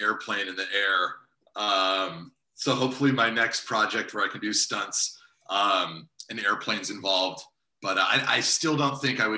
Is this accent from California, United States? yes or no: yes; Northern California, United States; also born or lived in San Diego; now in Los Angeles, United States; I'm born and raised in Northern California